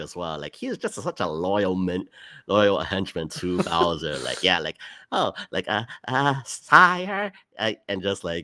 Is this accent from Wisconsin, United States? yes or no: no; New York City, New York, United States; I live in Brooklyn. So I was like, that's Brooklyn, all right. That's my hometown right there.